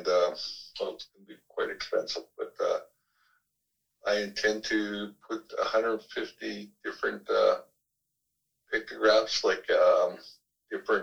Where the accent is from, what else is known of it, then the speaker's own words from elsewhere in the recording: Vernon, British Columbia, Canada; I'm from here